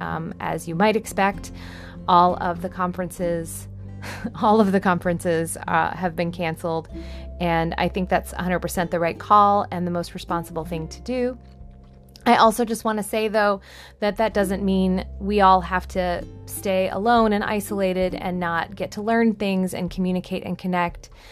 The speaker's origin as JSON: {"language": "English", "country": "United States", "said": "I am an American"}